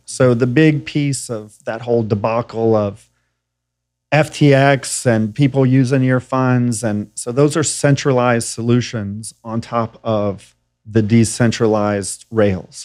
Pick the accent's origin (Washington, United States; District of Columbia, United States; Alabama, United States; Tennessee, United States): Tennessee, United States; Nashville; also born or lived in New York / California / Colorado; I'm from Nashville, Tennessee